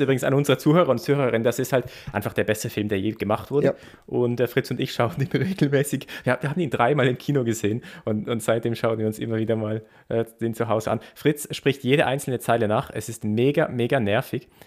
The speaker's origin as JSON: {"language": "German", "town": "Basel", "region": "Basel-Stadt", "country": "Switzerland", "said": "in Basel, wo, wo ich herkomme."}